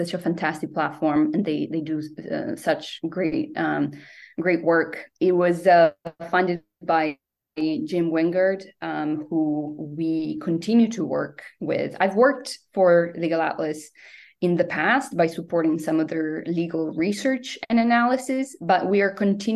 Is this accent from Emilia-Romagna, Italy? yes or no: no; Venice, Veneto, Italy; moved away; my home country, Italy. I'm originally from Venice